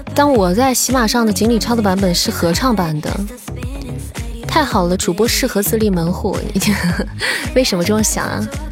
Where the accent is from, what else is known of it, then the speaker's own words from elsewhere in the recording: Xi'an, Shaanxi, China; 作为一个西安人，我就只会做油泼面